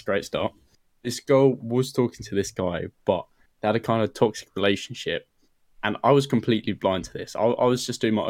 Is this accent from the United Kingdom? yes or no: yes; United Kingdom; Like a little north of London.